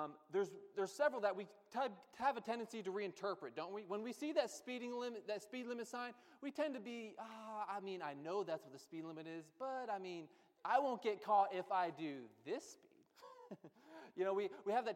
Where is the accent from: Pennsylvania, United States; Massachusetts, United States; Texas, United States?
Pennsylvania, United States; I grew up in Pennsylvania